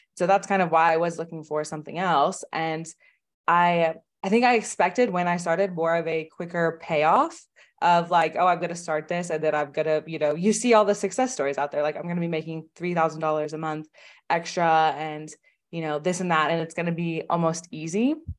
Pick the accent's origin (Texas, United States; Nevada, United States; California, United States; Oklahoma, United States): Oklahoma, United States; I'm from Oklahoma in the United States, which is, like, a very, very, you know, small state.